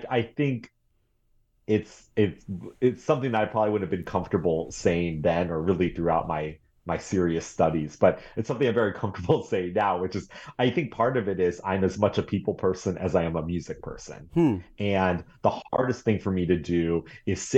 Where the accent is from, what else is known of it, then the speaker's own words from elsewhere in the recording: Boulder, Colorado, United States; moved away as an adult; also born or lived in New York City; now in Eugene, United States; I was starting as a, you know, pianist and violinist growing up in Boulder, Colorado